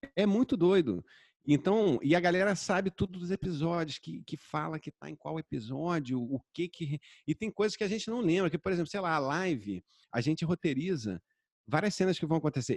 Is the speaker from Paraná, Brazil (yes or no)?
no; Rio de Janeiro, Brazil; also born or lived in Zona Sul, Rio de Janeiro; eu cresci em Jacarepaguá